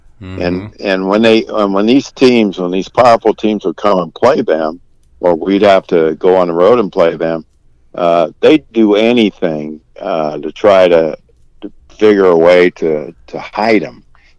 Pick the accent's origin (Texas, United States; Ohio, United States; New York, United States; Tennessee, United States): Ohio, United States; Warren; I grew up in Warren, Ohio, and our high school, Warren Harding, was a state power, one of the top 6, 7, 8 schools in the state of Ohio back in their heyday